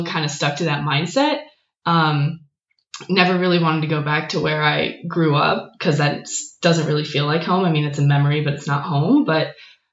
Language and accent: English; Winter Park, Florida, United States; moved away as an adult; also born or lived in Chicago; now in China; So I was born in Winter Park, Florida, right near Orlando Disney World. No, I did not live and grow up in Disney World, but grew up there third generation